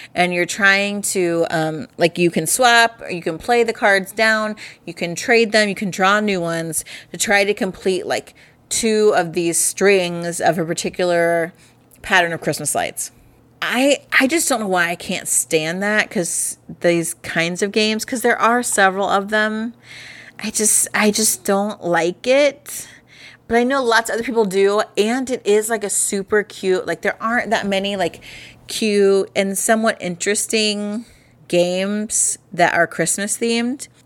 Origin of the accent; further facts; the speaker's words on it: Midwest, United States; we're from the Midwest